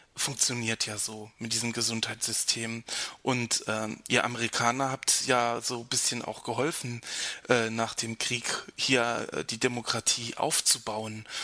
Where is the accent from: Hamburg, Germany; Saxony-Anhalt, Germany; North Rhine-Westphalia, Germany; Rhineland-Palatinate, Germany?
Rhineland-Palatinate, Germany; near Ramstein; Rammstein ist nicht so weit weg von, äh, von meinem Heimatort